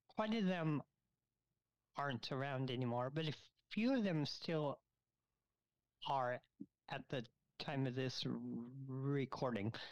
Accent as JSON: {"language": "English", "region": "Florida", "country": "United States", "tie": "born or raised there", "also_born_or_lived": "New York", "moved": "as an adult", "lives_now": "Chicago, United States", "said": "I was born in New York, but I grew up in Florida"}